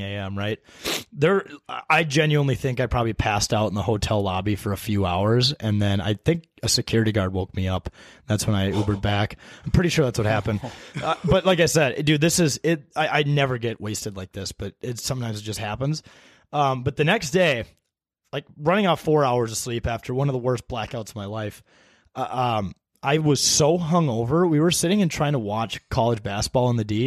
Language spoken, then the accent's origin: English; Minnesota, United States; we said we're from Minnesota.